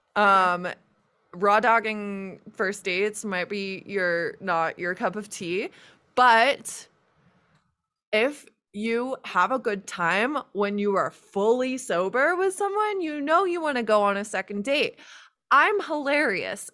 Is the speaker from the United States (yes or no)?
yes; United States; I'm American